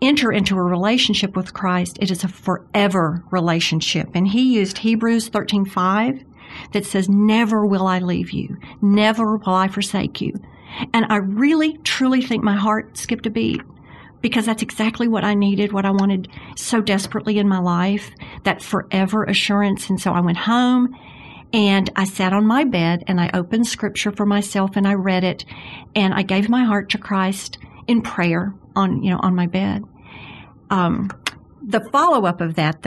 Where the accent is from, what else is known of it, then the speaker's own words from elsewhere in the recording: Jackson, Mississippi, United States; I grew up in Jackson, Mississippi, which is so much like Birmingham